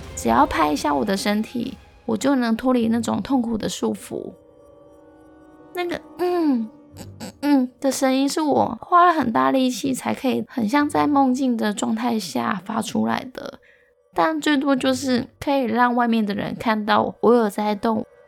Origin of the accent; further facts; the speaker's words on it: Longshan Village, Chiayi County, Taiwan; 我老家的村庄叫了龙山村，而龙山村的一起跟房仔林大约有两百多户